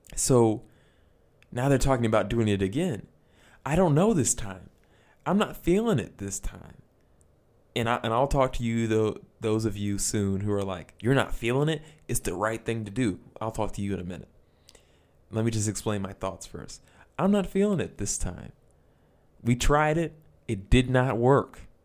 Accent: United States; As an American

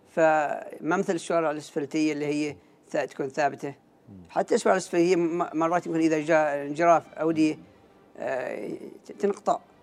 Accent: Oman; قريتنا قريه الغم

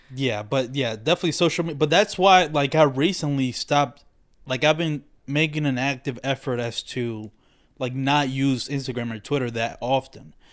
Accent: Dominican Republic; moved away; growing up in the Dominican Republic like I do not even know about Puerto Rico really

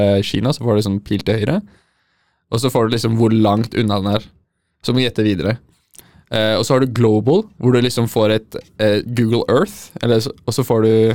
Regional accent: Oslo, Norway; Jeg er ikke en bunadsgutt. Jeg er fra Oslo øst

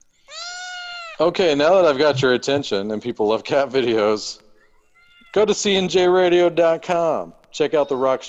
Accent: Texas, United States; I'm from Texas

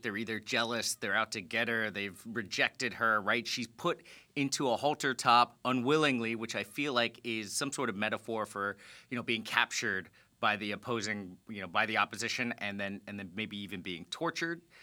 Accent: South Florida, United States; Fran and I are both P O Fs, people of Florida, meaning we were born and raised in Florida, South Florida specifically

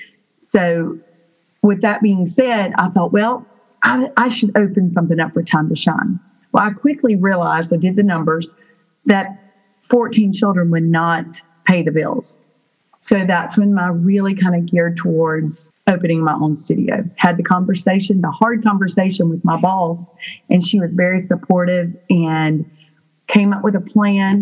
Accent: Burlington, North Carolina, United States; I am from Burlington, North Carolina.

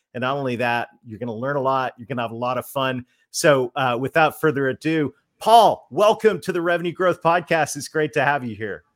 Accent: Canada; but I'm Canadian

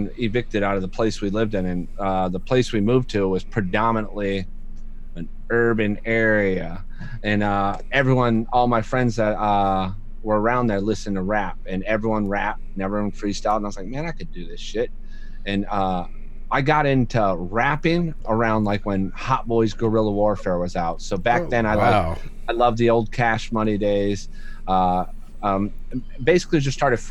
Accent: Florida, United States; also born or lived in Michigan; I've born in Michigan, raised in Florida

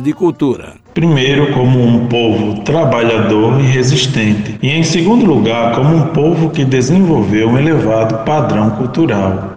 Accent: Northeast Region, Brazil; eu sou nordestino e tenho orgulho de ser

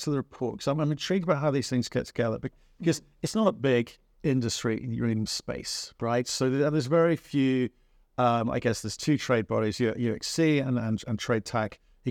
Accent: Dublin, Leinster, Ireland; You came by my hometown

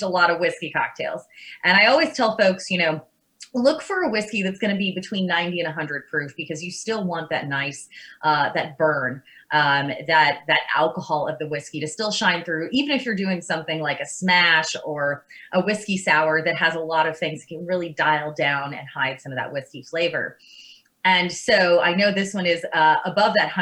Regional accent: Lawrenceburg, Kentucky, United States; I'm actually from Lawrenceburg, so a lot of those, Lawrenceburg, Kentucky, not Indiana

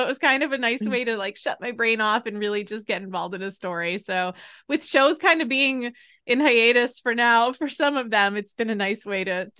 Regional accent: New England, United States; So, I live in Massachusetts, which I love. I'm from New England.

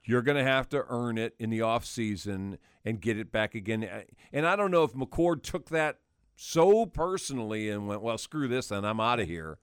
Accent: Wisconsin, United States; moved away; I grew up in Wisconsin, and my school had wrestling in high school

